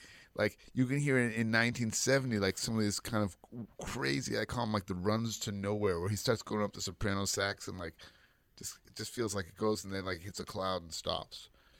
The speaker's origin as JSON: {"language": "English", "area": "Bay Area", "region": "California", "country": "United States", "tie": "born or raised there", "said": "everyone in the Bay Area when I grew up was a hippie or a Black Panther."}